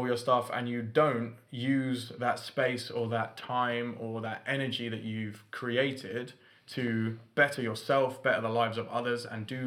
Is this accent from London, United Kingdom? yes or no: yes; London, United Kingdom; moved away as an adult; also born or lived in north of England; I've got to drive home to London to see my family